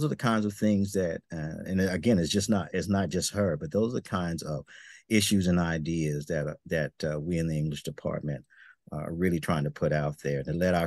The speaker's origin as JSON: {"language": "English", "region": "the South", "country": "United States", "moved": "yes", "said": "I'm from the South originally"}